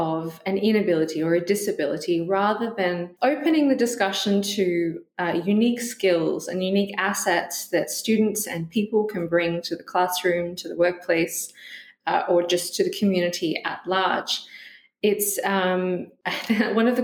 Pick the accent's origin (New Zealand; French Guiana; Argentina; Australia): Australia; moved away as an adult; also born or lived in Western Australia / Canada; now in Glasgow, United Kingdom; I'm originally from Australia